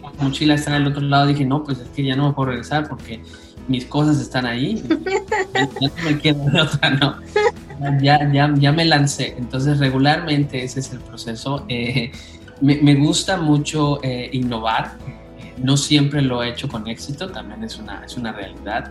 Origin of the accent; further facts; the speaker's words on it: Oaxaca, Mexico; also born or lived in Canada; Soy originario de Oaxaca